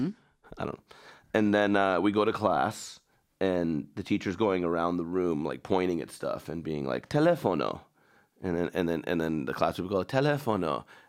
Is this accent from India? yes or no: no; Iran; moved away; I'm from Iran